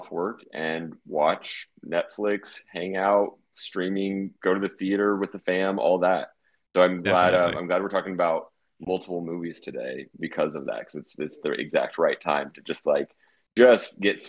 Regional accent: Oklahoma City, Oklahoma, United States; moved away; my hometown of Oklahoma City

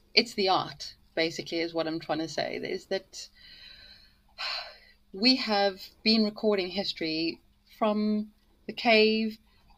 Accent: near the Sterkfontein Caves, Gauteng, South Africa; moved away as an adult; now in United Kingdom; I'm from Africa. I'm, in fact, I was brought up about 10 minutes away from the Sterkfontein Caves

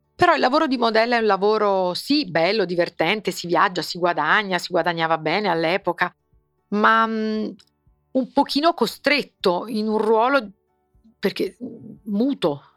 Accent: Naples, Campania, Italy; io sono napoletana

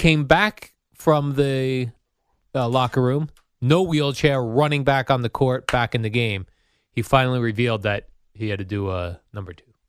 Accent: Hollywood, Florida, United States; I'm from Hollywood.

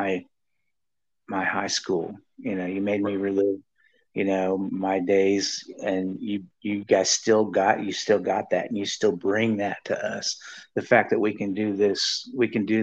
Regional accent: St. Joseph, Missouri, United States; I'm from St. Joe, Missouri

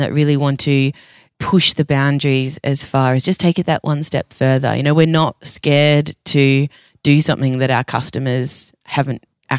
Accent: Australia; I'm crazy Australian.

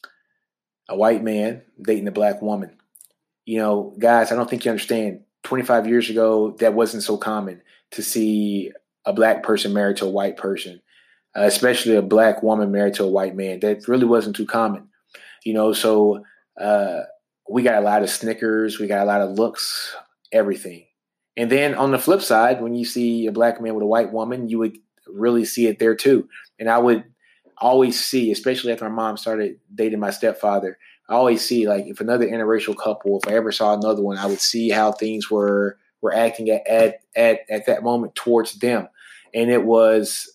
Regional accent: Shreveport, Louisiana, United States; me growing up in Shreveport, Louisiana

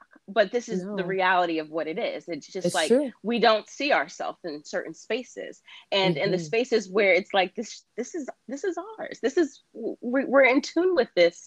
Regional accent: New York City, New York, United States; I'm a New York City native. Me too. Born and raised in Queens.

